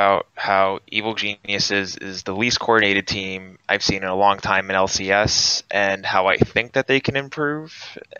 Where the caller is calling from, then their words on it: New York City, New York, United States; I'm calling from New York City.